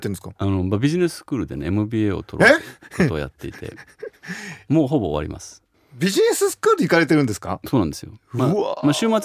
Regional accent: Tokyo, Japan; moved away as an adult; also born or lived in Osaka / United States; 僕東京生まれの東京育ちなんですね

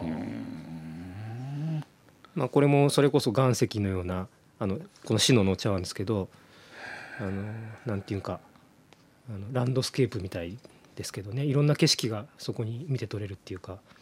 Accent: Mino, Gifu, Japan; also born or lived in Kyoto, Japan; 地元の、あの、なんていうんですかね、自分が生まれ育った場所なんですけども、そちらに戻ってきて

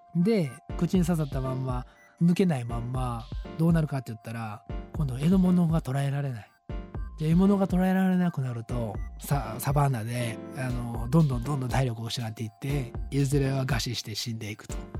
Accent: Japan; 僕らはこう四季のある国に生まれて

